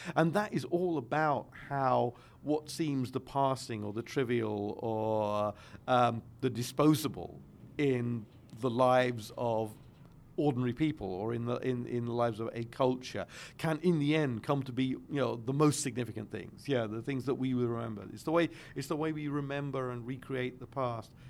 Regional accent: London, United Kingdom; I'm also a Londoner.

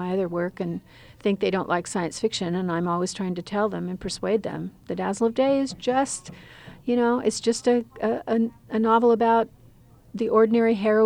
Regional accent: Western Oregon, United States; I grew up in Western Oregon

